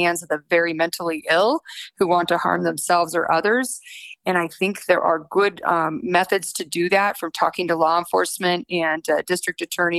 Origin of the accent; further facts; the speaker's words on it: Monument, Colorado, United States; My folks moved us to Monument, Colorado when I was 12 years old, which back then in 1978, it was about 3,000 people. So I went to Lewis Palmer High School. We had 90 kids in our graduating class, but I loved it.